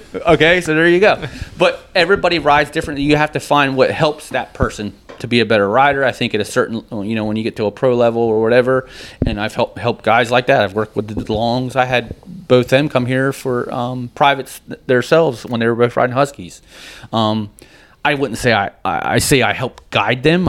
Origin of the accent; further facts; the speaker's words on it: New Jersey, United States; when you're growing up in Jersey on a dirt bike